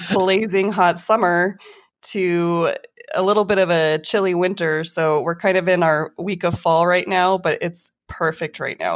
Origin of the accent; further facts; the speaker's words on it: Las Vegas, Nevada, United States; also born or lived in Reno, Nevada; I grew up here in Vegas. I've been here since I was three years old